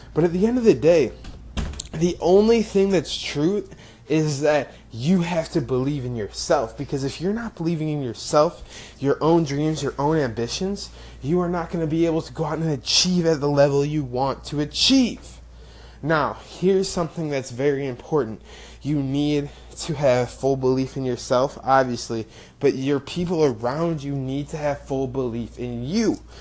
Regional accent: rural Illinois, United States; from a very small town in rural Illinois, where I grew up. Less than a thousand people in my hometown

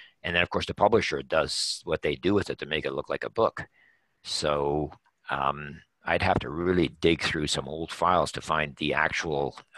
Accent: Canada; But you have to appreciate, as a Canadian author, the book sells for

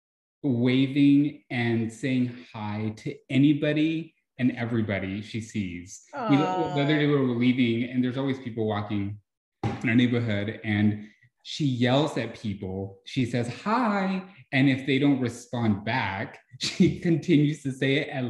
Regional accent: Iraan, Texas, United States; also born or lived in Mexico; now in San Antonio, United States; I lived in a very small town in West Texas. It's called Ira Ann.

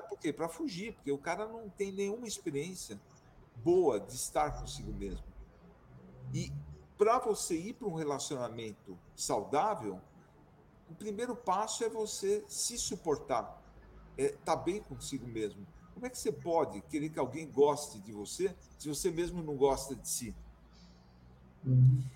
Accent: São Paulo, Brazil; moved away as an adult; now in Serra da Mantiqueira, Brazil; Eu sou de São Paulo, viajei o mundo inteiro e hoje eu estou aqui no meu paraíso particular, na Serra da Mantiqueira

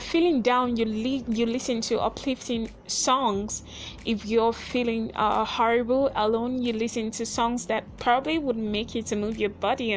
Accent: Nigeria; I'm from Nigeria

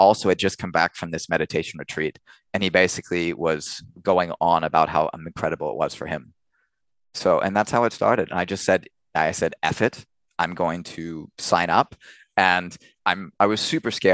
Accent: Orange County, California, United States; moved away as an adult; now in Cologne, Germany; California and Orange County is where I grew up

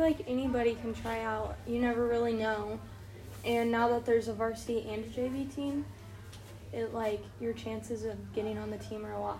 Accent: Monticello, United States; I've always lived here.

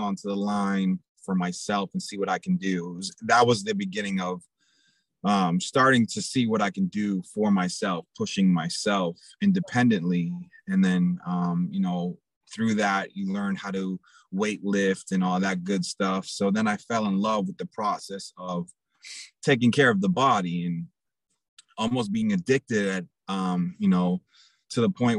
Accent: Portsmouth, New Hampshire, United States; also born or lived in New York; I happen to go to elementary school and middle school and high school in a place called Portsmouth, New Hampshire

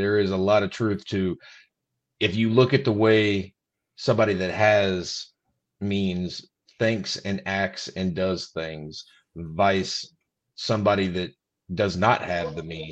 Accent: Southern Illinois, United States; I was born and raised here in Southern Illinois

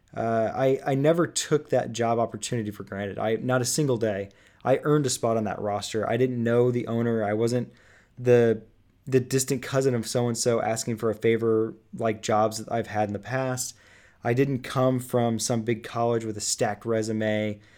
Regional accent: Indianapolis, Indiana, United States; here in Indianapolis, my hometown

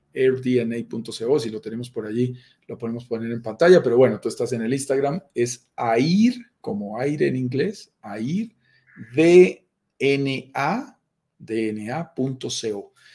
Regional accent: Colombia; yo soy colombiano

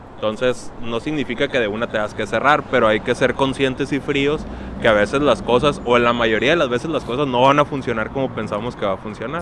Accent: Mexico; como, como mexicanos

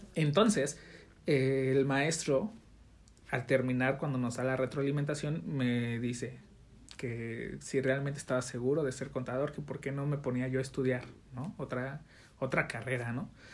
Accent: Mexico City, Mexico; now in Jalisco, Mexico; yo soy de la Ciudad de México

